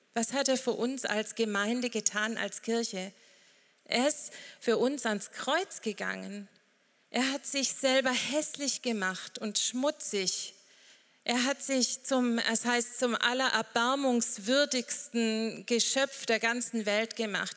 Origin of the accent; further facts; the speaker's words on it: St. Johann, Baden-Württemberg, Germany; wir kommen von der rauen Alp, wo es aber auch heute bestimmt ganz schön warm ist. St. Johann, Bleichstetten